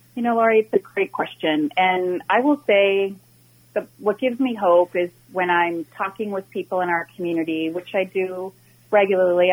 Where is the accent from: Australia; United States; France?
United States; Minnetonka, Minnesota; I was born and raised in Minnetonka and graduated from Hopkins High School